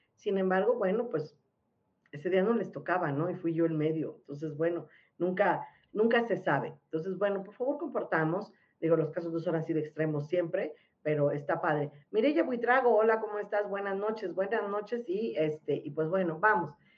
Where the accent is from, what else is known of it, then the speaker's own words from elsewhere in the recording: Mexico; Si somos mexicanos